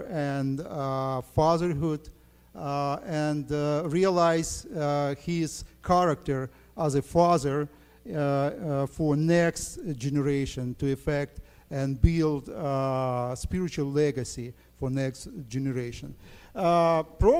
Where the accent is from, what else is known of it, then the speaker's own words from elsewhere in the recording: Ukraine; I'm from Ukraine